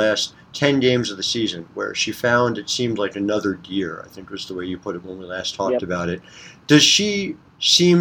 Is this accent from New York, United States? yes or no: no; New Jersey, United States; I'm coming to you from North Jersey